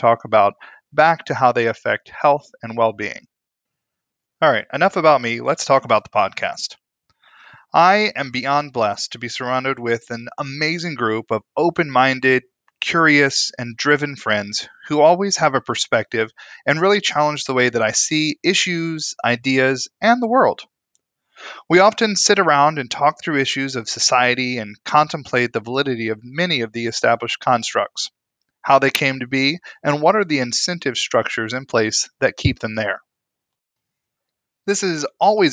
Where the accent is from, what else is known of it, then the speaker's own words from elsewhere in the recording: East Coast, United States; now in Midwest, United States; I'm originally from the East Coast, but I've been happily living in the brisk Midwest for the past several years